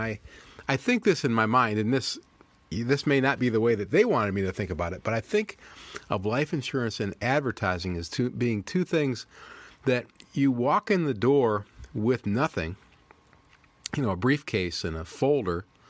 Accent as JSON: {"language": "English", "town": "Toledo", "region": "Ohio", "country": "United States", "tie": "born or raised there", "said": "I was raised in Toledo, Ohio"}